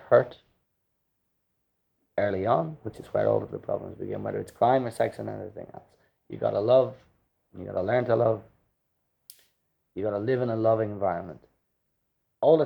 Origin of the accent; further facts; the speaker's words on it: Dublin, Leinster, Ireland; us kids growing up in Drumcondra